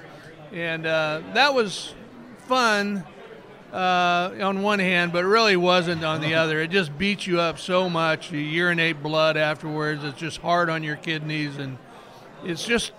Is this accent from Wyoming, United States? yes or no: yes; Rawlins, Wyoming, United States; moved away; I grew up in Wyoming, Rawlins, Wyoming